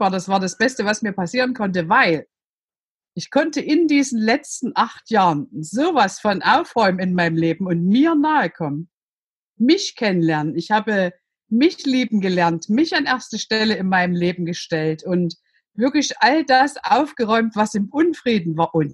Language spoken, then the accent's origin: German; Saxony, Germany; Man hört es, ich bin aus Sachsen, ich bin in der DDR groß geworden